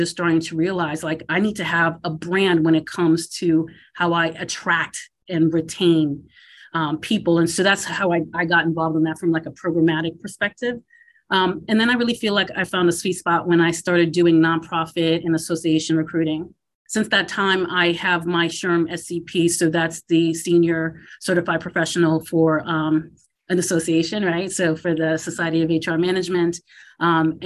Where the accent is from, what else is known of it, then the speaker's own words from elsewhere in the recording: Massachusetts, United States; moved away as an adult; also born or lived in Philadelphia / Washington, D.C.; I grew up in Massachusetts